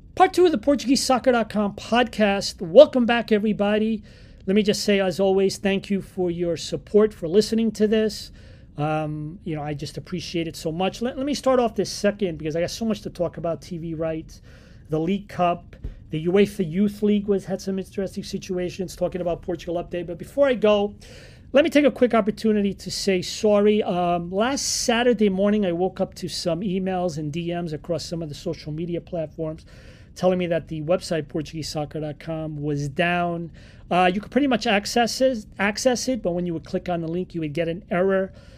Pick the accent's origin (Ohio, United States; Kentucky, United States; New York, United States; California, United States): New York, United States; I grew up here in New York